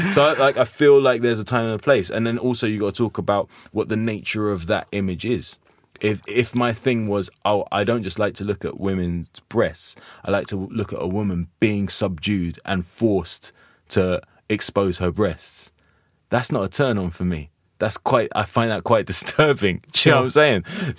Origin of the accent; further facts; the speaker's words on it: United Kingdom; perhaps we still got a problem with the no sex, we're British kind of vibe where we're prudish about this kind of stuff.